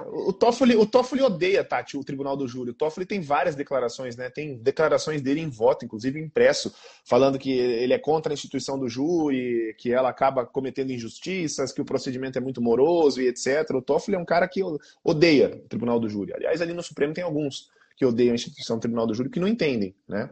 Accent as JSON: {"language": "Portuguese", "town": "Campo Grande", "region": "Mato Grosso do Sul", "country": "Brazil", "said": "Sou aqui de Campo Grande, igual o João e o, e o Rodrigo"}